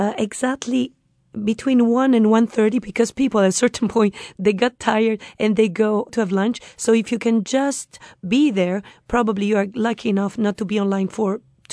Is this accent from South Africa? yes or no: no; Rome, Lazio, Italy; English is a second language; I grew up in San Giovanni Laterano, so that was my section of the city. So I saw that church 1,000 times.